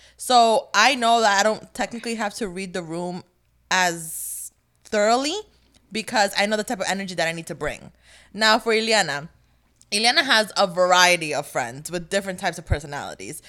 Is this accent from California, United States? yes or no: no; New Jersey, United States; also born or lived in North Carolina; I moved from North Carolina to back to Jersey. Yeah, I lived in North Carolina for, like, a year.